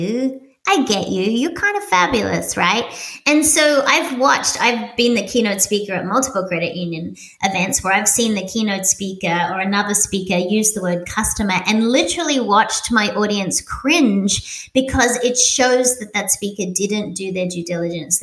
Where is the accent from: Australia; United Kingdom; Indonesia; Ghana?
Australia; moved away as an adult; also born or lived in Sydney, Australia; now in Doylestown, United States; I'm little Australian